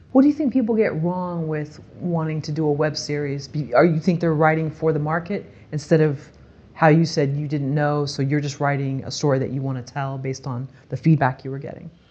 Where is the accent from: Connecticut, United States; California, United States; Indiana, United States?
California, United States; Bay Area; growing up in the Bay Area